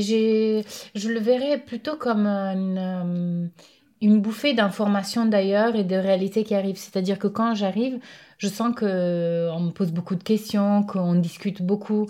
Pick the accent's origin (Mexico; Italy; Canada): Italy; a city in northern Italy; now in France; je suis née j'ai grandi dans un dans une ville du nord de l'Italie